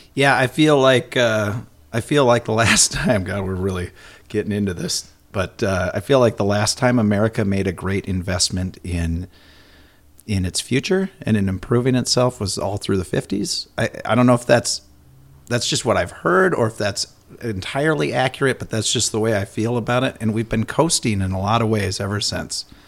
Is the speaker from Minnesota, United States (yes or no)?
yes; Minnesota, United States; I'm ultra Minnesotan